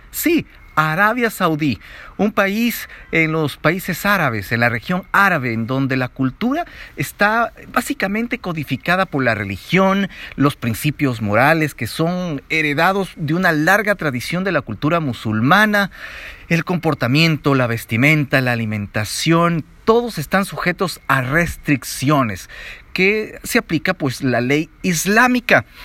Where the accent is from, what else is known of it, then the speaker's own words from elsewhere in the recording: Ecuador; lo que nosotros estamos acostumbrados como latinos, como ecuatorianos.